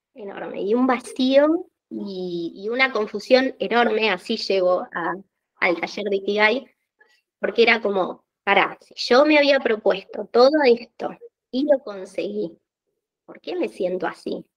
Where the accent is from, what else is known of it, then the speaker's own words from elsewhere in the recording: Argentina; soy argentina, vivo en Buenos Aires